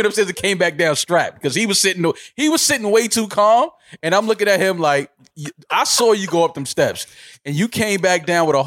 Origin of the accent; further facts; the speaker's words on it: United States; I'm not from England. I'm from America